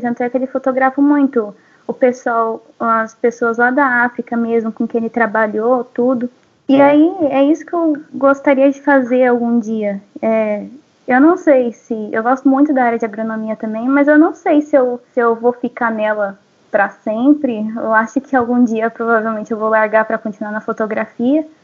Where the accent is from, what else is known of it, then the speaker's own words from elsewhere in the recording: São Paulo, Brazil; desde criança, assim, eu sou da cidade grande, né? Eu sou de São Paulo, capital.